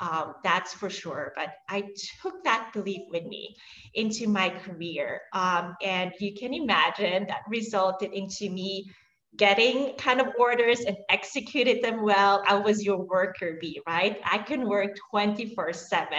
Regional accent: Switzerland; now in New York, United States; I'm actually Swiss. So I was born and raised in Switzerland.

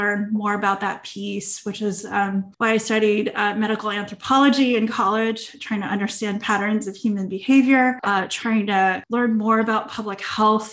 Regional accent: Clovis, California, United States; I grew up in the Central Valley in Clovis, California, where there are a ton of farms

